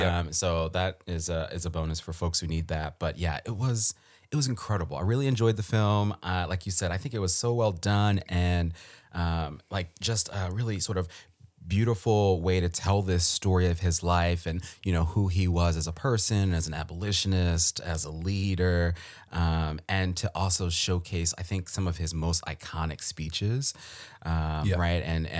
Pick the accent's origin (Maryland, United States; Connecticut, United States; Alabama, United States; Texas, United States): Maryland, United States; I think I know a little bit because I'm from Maryland, right? And so in my Maryland public school education